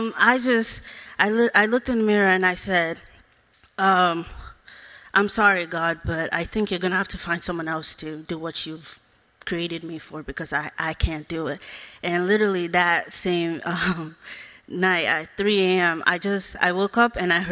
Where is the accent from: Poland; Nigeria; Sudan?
Nigeria; now in United States; I was born in Nigeria. I grew up without my parents.